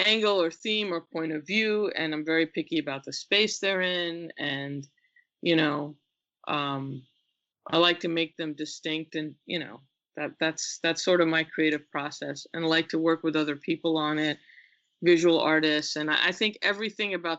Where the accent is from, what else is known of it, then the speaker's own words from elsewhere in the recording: Westbury, New York, United States; also born or lived in England / India; I grew up in Westbury, Long Island, which is a suburb, but it's a Black suburb